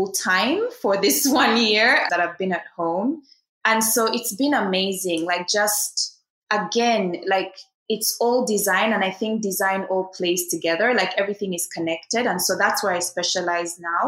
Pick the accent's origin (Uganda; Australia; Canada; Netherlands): Uganda; moved away as an adult; also born or lived in Kenya / China; start my own design studio in my home country